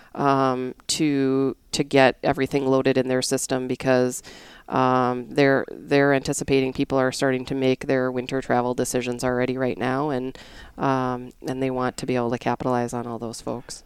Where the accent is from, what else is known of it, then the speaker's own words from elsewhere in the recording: North Dakota, United States; moved away as an adult; also born or lived in Connecticut; I am originally from North Dakota